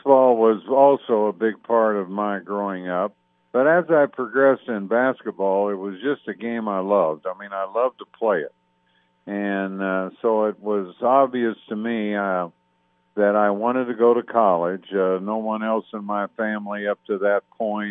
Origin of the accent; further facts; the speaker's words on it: Evansville, Indiana, United States; my life growing up in Evansville